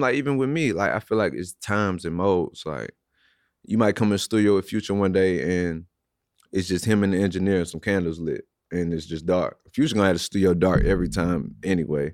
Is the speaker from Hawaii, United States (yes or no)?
no; St. Louis, Missouri, United States; I'm from Saint Louis, born and raised.